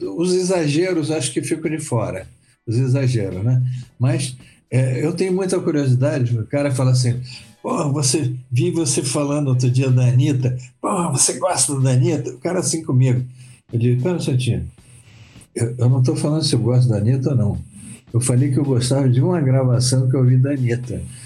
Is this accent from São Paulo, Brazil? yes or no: no; Rio de Janeiro, Brazil; also born or lived in Vitória, Espírito Santo; eu vim muito cedo para o Rio, só vim com três anos de idade, né? Então eu, eu falo, eu sou carioca, na verdade, mas adoro minha terra